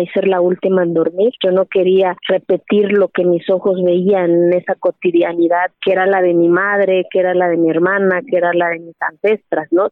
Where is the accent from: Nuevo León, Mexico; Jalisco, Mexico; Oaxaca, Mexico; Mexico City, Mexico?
Oaxaca, Mexico; Santa María Quiegolani; first language Zapotec; Spanish is a second language; moved away; soy mujer, que soy indígena y que soy de Kiegolani y que hablo mi lengua materna que es el zapoteco